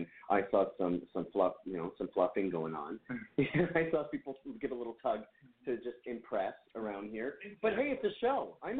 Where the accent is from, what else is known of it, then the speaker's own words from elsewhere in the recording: Canada; I am from Canada, and although we're quite wild